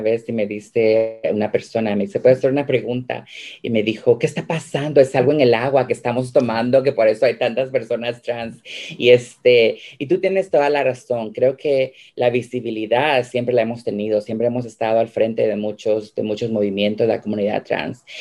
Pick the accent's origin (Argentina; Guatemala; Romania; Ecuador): Guatemala; now in United States; yo soy guatemalteca, soy una mujer emigrante